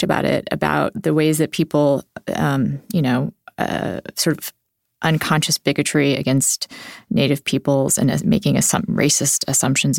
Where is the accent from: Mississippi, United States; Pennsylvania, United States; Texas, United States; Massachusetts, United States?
Texas, United States; I grew up in Texas